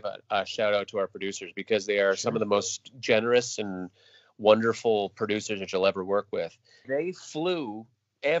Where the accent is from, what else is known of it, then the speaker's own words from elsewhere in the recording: Fredericton, New Brunswick, Canada; I'm originally from Fredericton, New Brunswick, in Canada